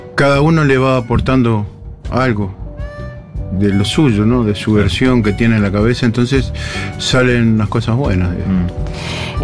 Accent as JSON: {"language": "Spanish", "country": "Uruguay", "said": "como uruguayo"}